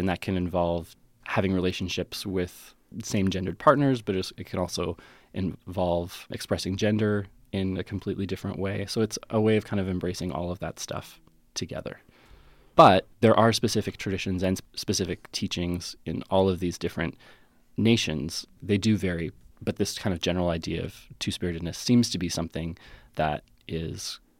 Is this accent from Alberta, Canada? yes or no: yes; Calgary, Alberta, Canada; born there; also born or lived in West Coast; because I was born in Calgary and then moved west and lived on the West Coast.